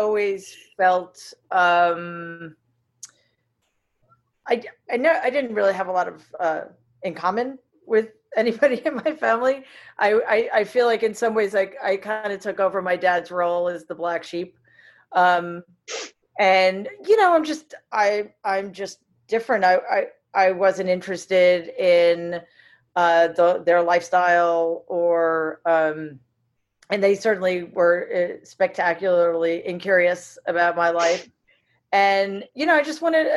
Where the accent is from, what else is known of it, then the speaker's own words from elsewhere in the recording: New York City, New York, United States; also born or lived in Boston; I grew up in Jamaica, Queens, which was like a lower middle class, working class, diverse